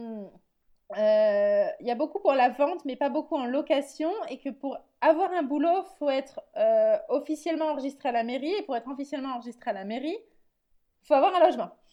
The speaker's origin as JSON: {"language": "French", "country": "France", "moved": "yes", "lives_now": "Netherlands", "said": "je suis française qui vit aux Pays-Bas"}